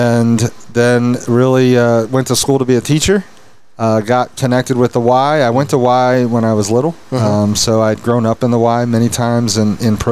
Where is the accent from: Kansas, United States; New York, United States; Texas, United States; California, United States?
California, United States; Visalia; now in Fort Worth, United States; I'm originally from Visalia, Tulare, in Tulare County, California.